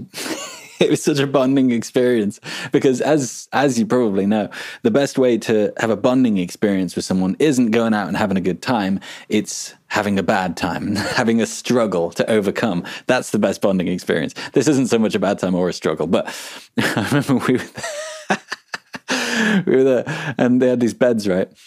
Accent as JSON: {"language": "English", "country": "Brazil", "accent": "Brazilian interior accent", "second_language": "English", "said": "back then I was speaking in a, um, how do you call it? Interior accent, you know."}